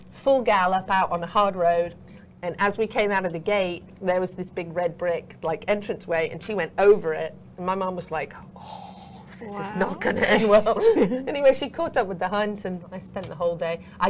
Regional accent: Meriden, West Midlands, United Kingdom; now in United States; So I was born in England. I was born actually just outside Coventry in a place called Meriden. We lived in a house that actually was is on the National Registry for Historic Buildings, so over 600 years old.

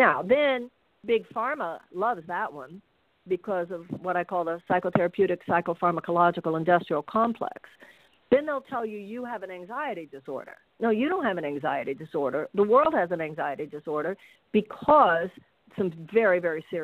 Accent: Houston, Texas, United States; moved away as an adult; now in California, United States; I was born and raised in Houston

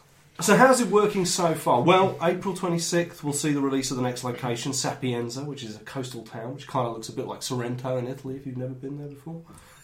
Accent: Peckham, London, United Kingdom; I'm from Peckham, actually. Originally.

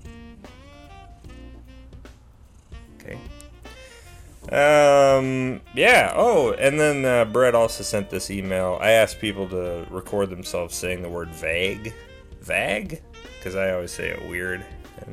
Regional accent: Mankato, Minnesota, United States; Mankato, Minnesota, my hometown

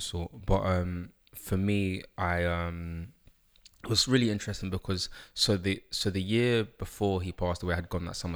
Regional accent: London, United Kingdom; also born or lived in Uganda (ancestry); I grew up in London, um, King's College Hospital, Camberwell

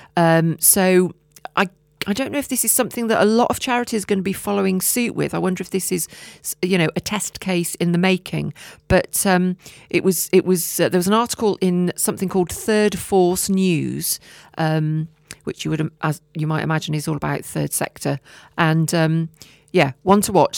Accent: Herefordshire, West Midlands, United Kingdom; I'm from Herefordshire

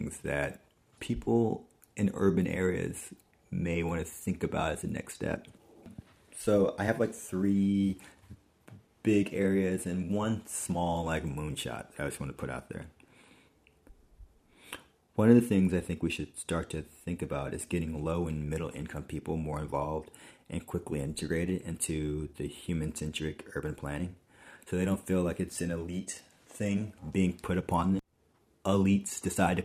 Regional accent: New York City, New York, United States; as a New Yorker

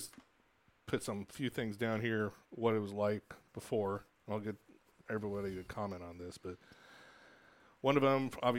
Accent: Dallas, Texas, United States; I grew up in Dallas

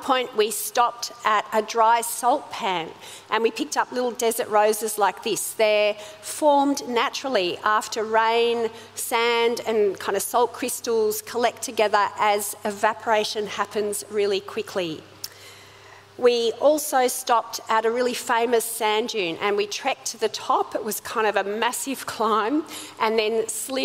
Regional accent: Sydney, New South Wales, Australia; accent: Aussie; also born or lived in South Africa; I was born in South Africa. When I was five, my family emigrated from there to Sydney in Australia.

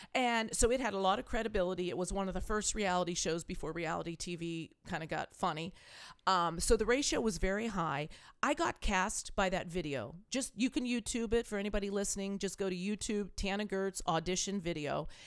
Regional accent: California, United States; moved away as an adult; also born or lived in East Coast, United States / Salt Lake City, Utah / Park City, Utah; now in Iowa, United States; I was a California girl. I, I was born in the East Coast.

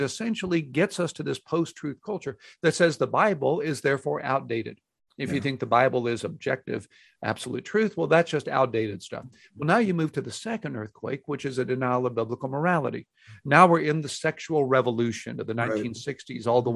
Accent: Houston, Texas, United States; now in Dallas, United States; I grew up in Houston

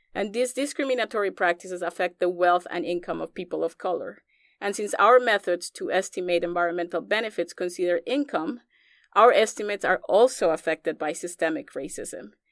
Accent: Colombia; moved away as an adult; also born or lived in Iowa, United States; now in United States; growing up in Colombia

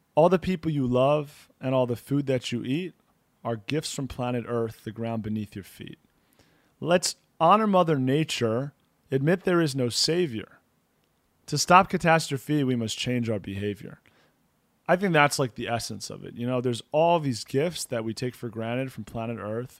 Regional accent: United States; now in Israel; We're both from the States originally

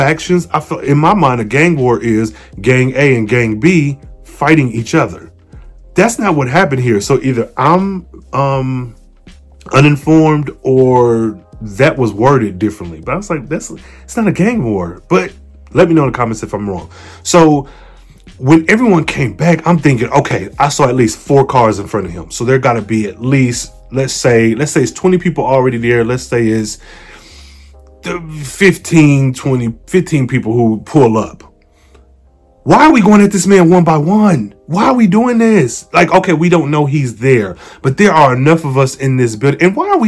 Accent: Midwest, United States; I'm from the Midwest

